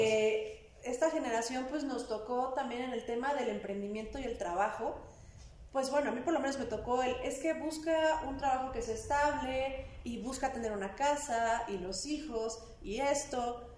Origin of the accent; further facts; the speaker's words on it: Puebla, Mexico; soy una mujer poblana